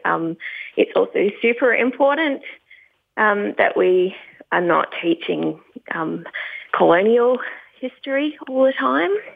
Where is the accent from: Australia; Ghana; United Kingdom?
Australia; Tasmania; moved away; also born or lived in California; I grew up in um, Tasmania. I'm not there now, so I'm happy to say that I grew up down in Tasmania